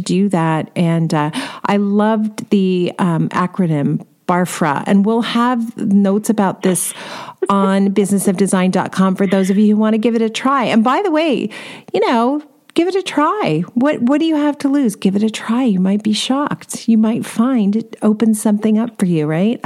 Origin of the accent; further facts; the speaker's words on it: California, United States; I'm from California